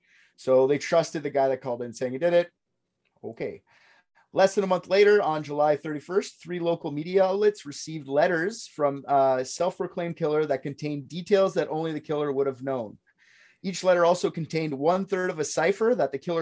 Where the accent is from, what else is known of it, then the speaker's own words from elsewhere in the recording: Canada; I'm Canadian